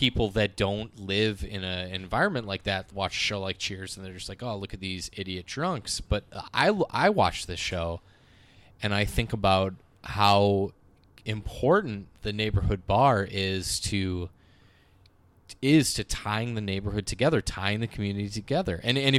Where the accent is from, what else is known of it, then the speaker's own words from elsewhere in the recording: Milwaukee, Wisconsin, United States; and for me growing up in Milwaukee, and this is something that's kind of dying.